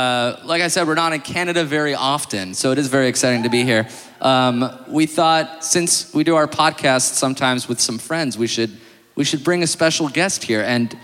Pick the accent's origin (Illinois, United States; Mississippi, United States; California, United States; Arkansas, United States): California, United States; Los Angeles; I'm from Los Angeles.